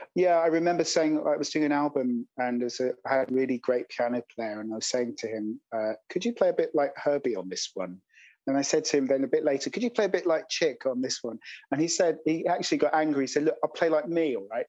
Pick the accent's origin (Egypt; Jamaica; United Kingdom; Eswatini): United Kingdom; London; I grew up in London